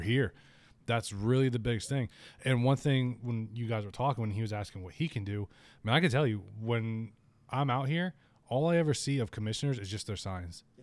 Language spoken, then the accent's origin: English; Spring Hill, Florida, United States; I was born and raised in Spring Hill.